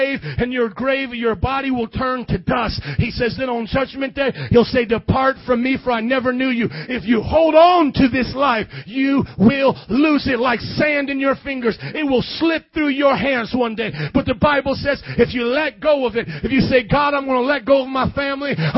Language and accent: English; Fort Wayne, Indiana, United States; moved away as an adult; also born or lived in New Orleans, Louisiana; I never lived in the South. I was from Fort Wayne, Indiana